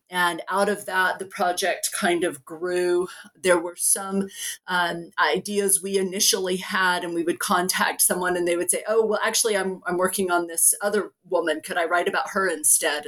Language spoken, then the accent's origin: English; Oklahoma, United States; I was born and raised in Oklahoma